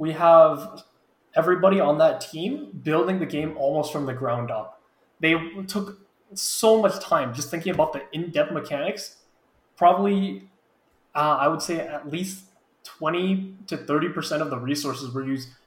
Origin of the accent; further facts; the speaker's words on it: California, United States; as a Californian